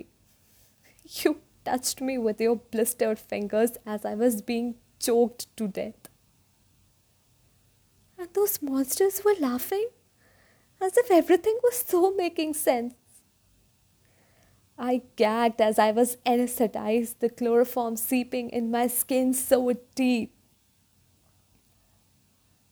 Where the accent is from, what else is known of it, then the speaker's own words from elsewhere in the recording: North India, India; I hail from North India.